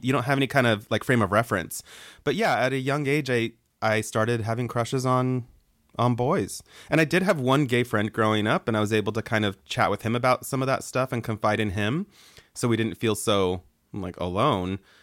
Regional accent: Boise, Idaho, United States; moved away as an adult; also born or lived in Mexico; growing up in Boise

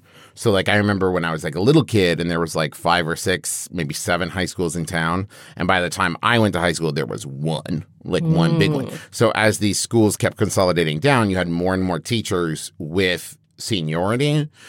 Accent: West Virginia, United States; Especially, growing up in West Virginia.

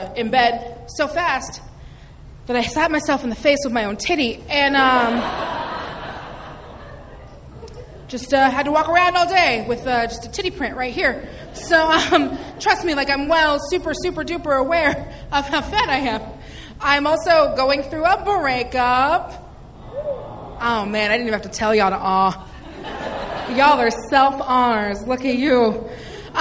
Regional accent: Seattle, Washington, United States; now in Los Angeles, United States; I'm from Seattle, Washington

